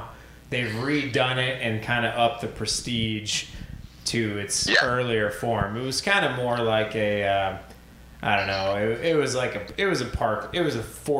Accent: Indianapolis, Indiana, United States; I'm born and raised in Indianapolis and son of a PGA pro

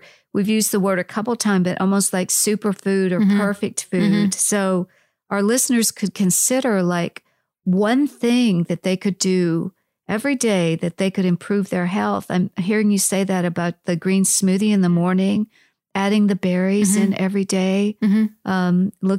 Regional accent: Iowa, United States; course, I'm from Iowa originally.

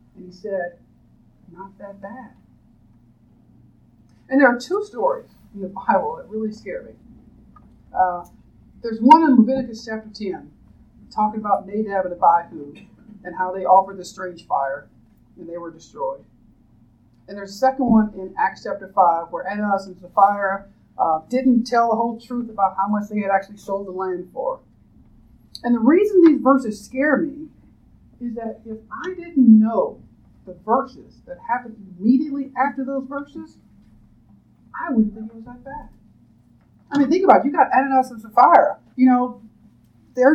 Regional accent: United States; being an American

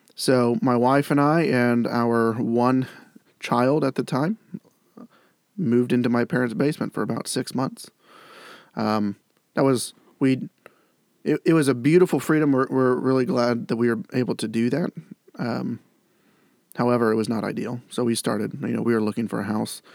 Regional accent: Granville, Ohio, United States; I grew up in Granville, Ohio

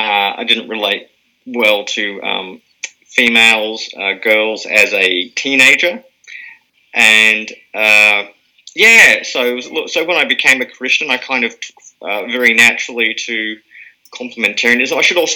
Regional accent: Germany; born there; Yes, I was born in Germany. My dad was serving in the British Army at the time.

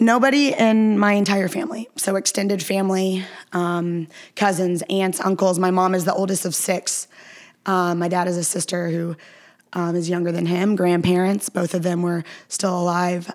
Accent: Atlanta, Georgia, United States; also born or lived in Austin, Texas; I'm from Atlanta, I'm from Gwinnett

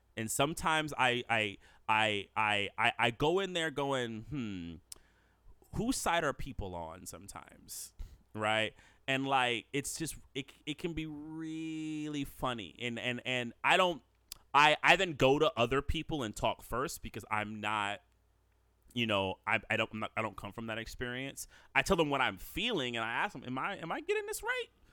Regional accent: United States; I'm an American born black. My, my, my family roots go really, you know, long back here.

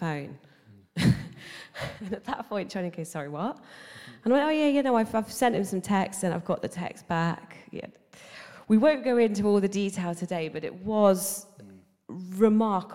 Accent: Nottingham, East Midlands, United Kingdom; I'm from Nottingham originally

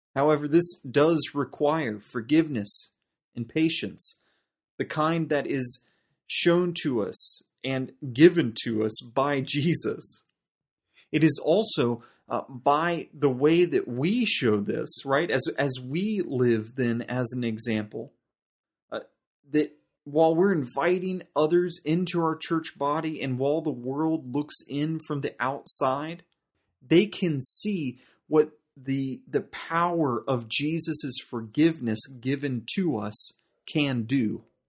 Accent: United States; now in South Africa; my home country, uh, the United States

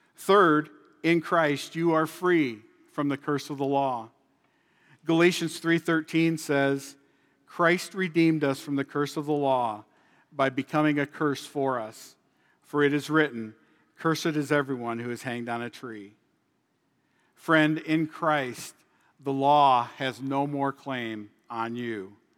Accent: Illinois, United States; moved away as an adult; now in South Dakota, United States; I was born and raised in Illinois for the first forty-eight years of my life before moving here to South Dakota in two thousand eleven.

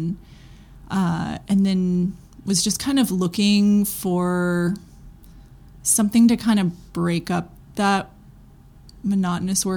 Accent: Memphis, Tennessee, United States; also born or lived in Greenpoint, Brooklyn; now in Brooklyn, United States; I grew up in Memphis

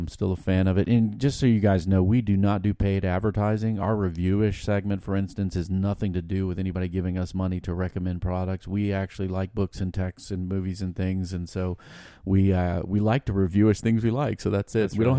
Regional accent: Virginia, United States; But we're from Virginia

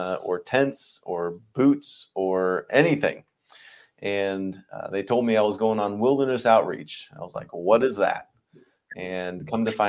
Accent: Zionsville, Indiana, United States; born and raised in Indiana, in a town called Zionsville

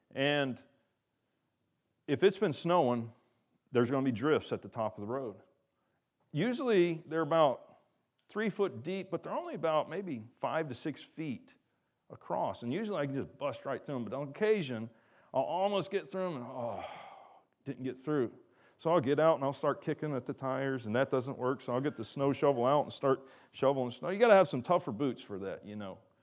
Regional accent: the South, United States; I'm from the South

